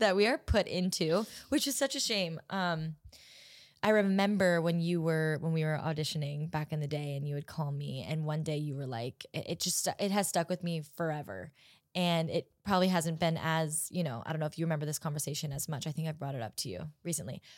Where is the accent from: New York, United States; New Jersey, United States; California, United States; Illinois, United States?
California, United States; Orange County; I am from Orange County